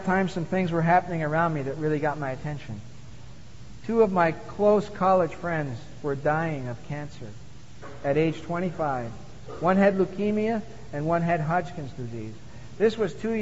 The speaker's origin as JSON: {"language": "English", "town": "Montreal", "region": "Quebec", "country": "Canada", "tie": "born or raised there", "said": "as a young boy growing up in Montreal"}